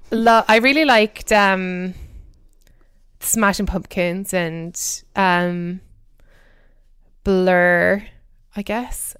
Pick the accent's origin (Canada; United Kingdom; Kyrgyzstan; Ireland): Ireland; Cork, Munster; moved away; I grew up in Cork in the south of Ireland